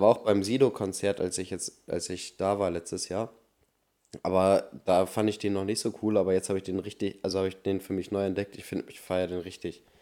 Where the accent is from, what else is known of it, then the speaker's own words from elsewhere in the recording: Germany; Ich bin Deutscher